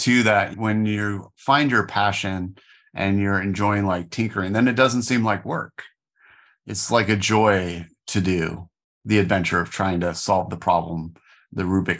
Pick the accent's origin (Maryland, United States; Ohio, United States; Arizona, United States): Arizona, United States; Phoenix; I am a third generation Arizonan myself, although I'm only second generation born in Phoenix.